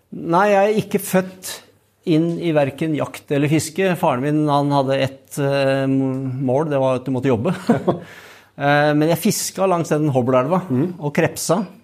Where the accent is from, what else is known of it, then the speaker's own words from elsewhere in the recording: Hobøl, Østfold, Norway; Jeg er født i Indre Østfold, i ei lita bygd som heter Hobøl.